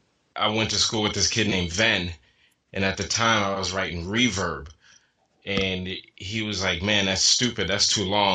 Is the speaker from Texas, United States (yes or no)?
no; New York, United States; moved away as an adult; also born or lived in Atlanta, Georgia; I grew up in New York in the 80s during the whole hip hop thing